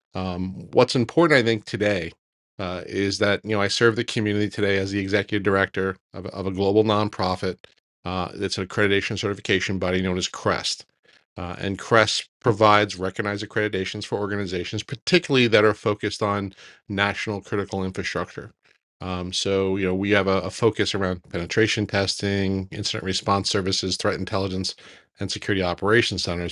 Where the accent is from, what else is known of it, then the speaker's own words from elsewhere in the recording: Long Island, New York, United States; moved away as an adult; now in New Jersey, United States; where I grew up in Long Island.